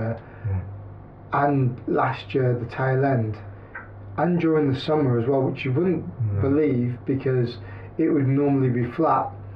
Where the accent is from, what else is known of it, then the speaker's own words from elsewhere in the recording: the Midlands, England, United Kingdom; moved away; I'm from the Midlands